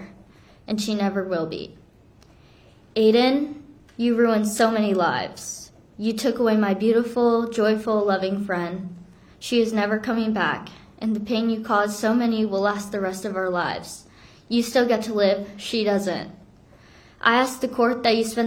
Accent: South Korea; now in Florida, United States; I'm from Korea

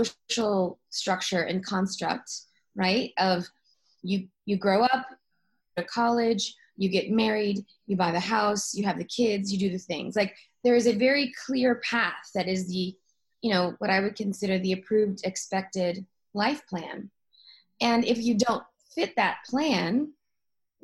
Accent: Oklahoma City, Oklahoma, United States; my hometown in Oklahoma City, where I'm from

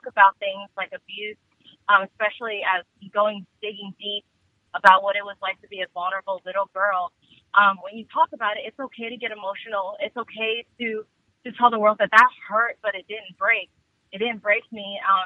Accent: Washington, District of Columbia, United States; also born or lived in Vietnam; now in Georgia, United States; But I grew up in D.C. D.C. is my hometown

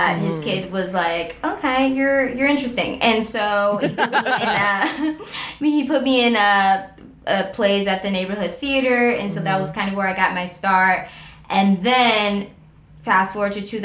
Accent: Cleveland, Ohio, United States; I'm from Cleveland

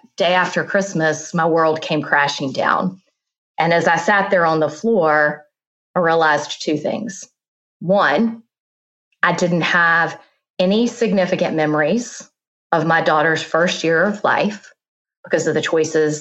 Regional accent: South Carolina, United States; moved away as an adult; also born or lived in Virginia; now in Charlotte, United States; I was born and raised in South Carolina, went to school in Virginia.

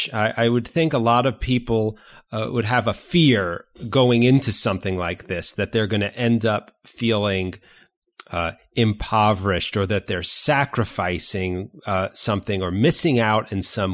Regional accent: New York, United States; moved away; I'm originally from New York. I grew up in New York

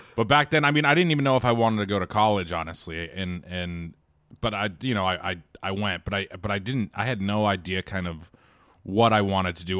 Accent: Quincy, Massachusetts, United States; as a kid in, in Quincy, Massachusetts

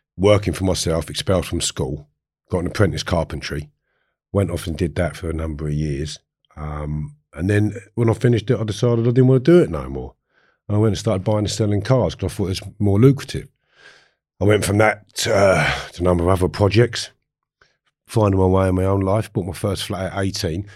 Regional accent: Harefield, London, United Kingdom; I grew up in Harefield

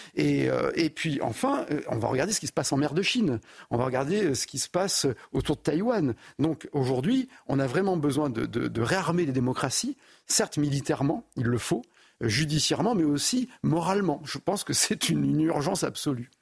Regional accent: France; moi je suis français hein, et uniquement français

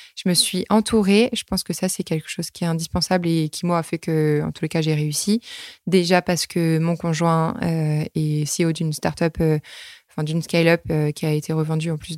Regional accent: Normandy, France; moved away; moi, je suis née en Normandie

